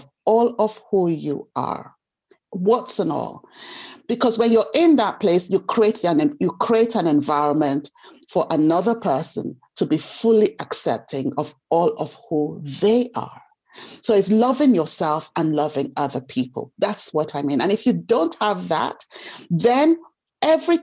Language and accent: English; Nigeria; moved away; I grew up in Nigeria